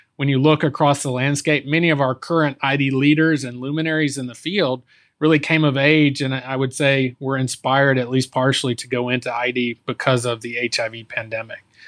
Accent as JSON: {"language": "English", "region": "Texas", "country": "United States", "tie": "born or raised there", "said": "I, I, was born and raised in Texas"}